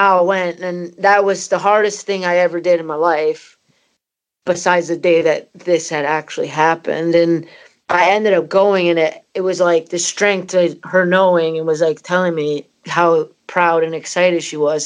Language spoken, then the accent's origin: English; Canada; moved away as an adult; also born or lived in Scotland; my parents are Scottish and I'm from Canada